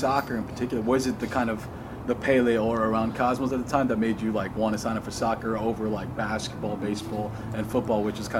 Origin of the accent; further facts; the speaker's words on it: Glen Rock, New Jersey, United States; We are from the great, beautiful, tropical state of New Jersey, which I call my birthplace and a home in a lot of ways.